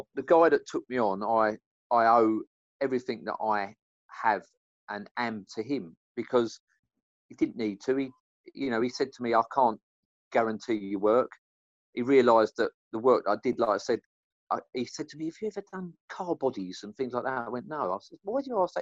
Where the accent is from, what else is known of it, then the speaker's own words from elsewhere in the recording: London, United Kingdom; I'm from East End of London